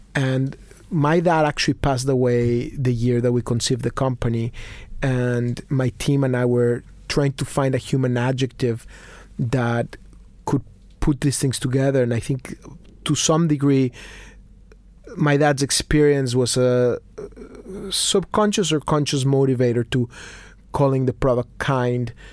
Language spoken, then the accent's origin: English; Mexico City, Mexico; I was born in Mexico City. I'm a confused Mexican Jew